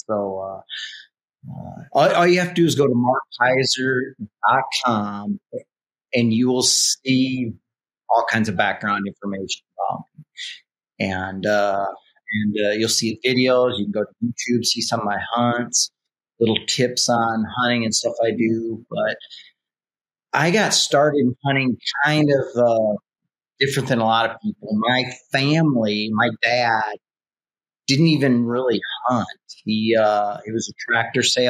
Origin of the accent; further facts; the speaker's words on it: eastern South Dakota, United States; I grew up in South Dakota, and South Dakota is a big hunting state. And it was in the eastern part of the state where I actually